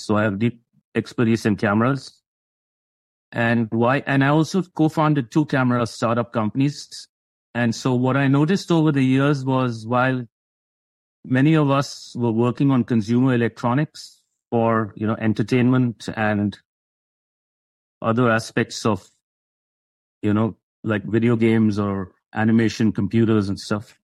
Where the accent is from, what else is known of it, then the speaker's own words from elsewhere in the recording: India; moved away as an adult; now in United States; I originally came from India. I grew up in India. I came here in my early 20s.